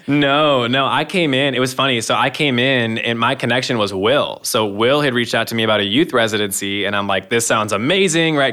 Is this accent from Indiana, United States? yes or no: no; Michigan, United States; moved away as an adult; also born or lived in Ohio; now in Ankeny, United States; I'm from Michigan. My whole family's there around the Flint area and the Thumb area